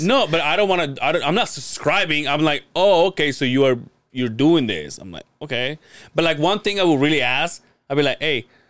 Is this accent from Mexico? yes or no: yes; Mexico; now in United States; I grew up in Mexico